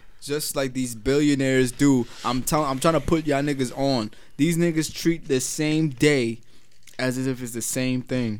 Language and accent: English; New York, United States; I'm from New York.